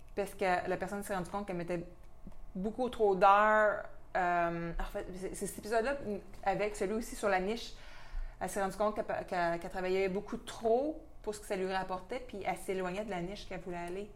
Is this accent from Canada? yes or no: yes; Quebec, Canada; notre accent, des fois, il peut être un peu incompréhensible